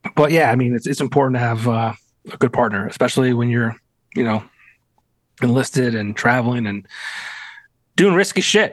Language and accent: English; Lehman area, Pennsylvania, United States; our years at Lake Lehman